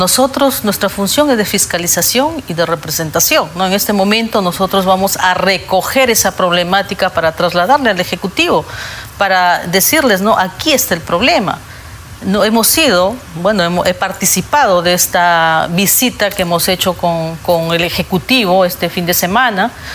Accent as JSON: {"language": "Spanish", "country": "Peru", "said": "como peruana"}